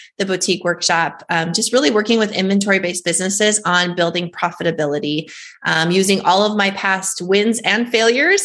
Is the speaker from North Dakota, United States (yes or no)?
yes; North Dakota, United States; I was born and raised in North Dakota